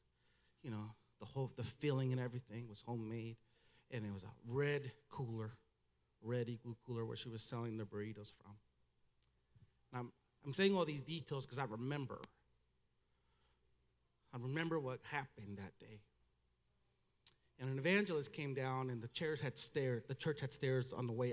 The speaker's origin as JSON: {"language": "English", "country": "United States", "tie": "born or raised there", "accent": "Mexican", "first_language": "Spanish", "second_language": "English", "said": "I was born in America. I went to school here. I was educated here. I went to college here"}